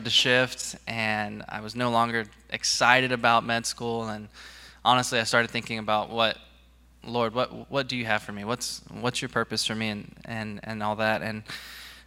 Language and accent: English; Dallas, Texas, United States; moved away; I'm from Texas. I was born and raised in Dallas